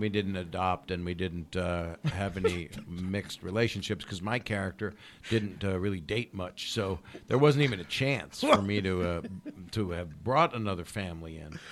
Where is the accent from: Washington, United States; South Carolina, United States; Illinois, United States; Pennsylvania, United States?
Pennsylvania, United States; Philadelphia; moved away; I grew up a little bit there